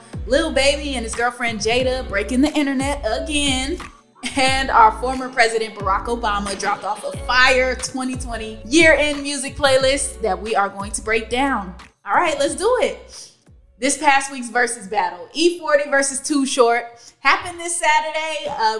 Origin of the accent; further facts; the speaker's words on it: California, United States; growing up in Cali